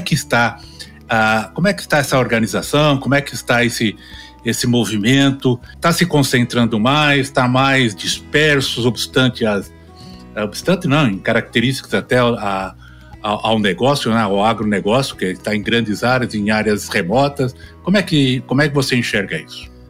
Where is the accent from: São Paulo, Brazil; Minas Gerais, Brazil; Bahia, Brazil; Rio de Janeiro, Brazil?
São Paulo, Brazil; moved away as an adult; also born or lived in Campinas / Rio Verde; now in Goiânia, Brazil; Eu sou paulistano. Aliás, eu sou melhor do que paulistano. Eu sou do Principado da Moca.